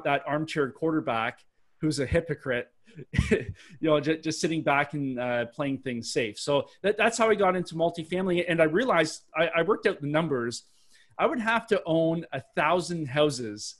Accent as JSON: {"language": "English", "country": "Canada", "accent": "Canadian", "said": "I'm Canadian, if nobody can tell from my Canadian accent, it usually gives me away"}